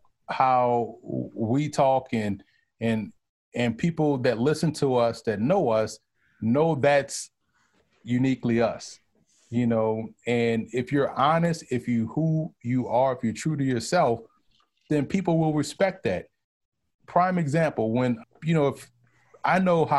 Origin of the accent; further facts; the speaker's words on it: New Orleans, Louisiana, United States; moved away as an adult; now in New York, United States; I'm from New Orleans, and we view New Orleans how New York City views the rest of the state of New York